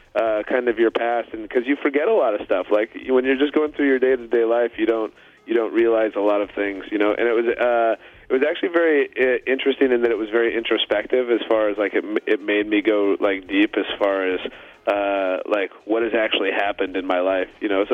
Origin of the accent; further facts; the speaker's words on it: Washington, United States; not just being in Washington State in a small town. Like in my town